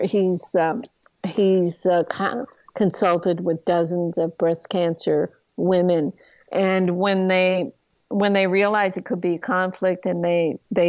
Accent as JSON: {"language": "English", "country": "Canada", "also_born_or_lived": "Montreal, Canada", "moved": "as an adult", "lives_now": "United States", "said": "I used to be a Canadian. I'm an American now."}